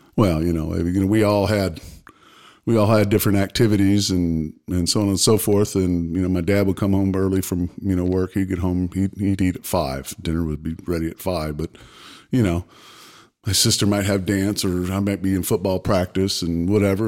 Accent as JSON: {"language": "English", "town": "Pensacola", "region": "Florida", "country": "United States", "tie": "born or raised there", "also_born_or_lived": "St. Louis, Missouri", "said": "I was born in St. Louis. Don't remember it because moved moved away shortly. Grew up. My, my childhood was in Pensacola, Florida."}